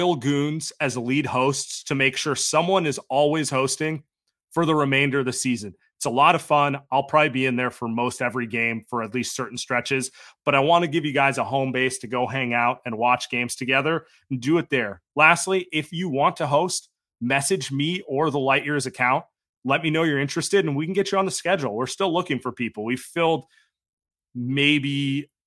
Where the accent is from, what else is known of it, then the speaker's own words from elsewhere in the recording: Bay Area, California, United States; You and I are born and raised in the Bay Area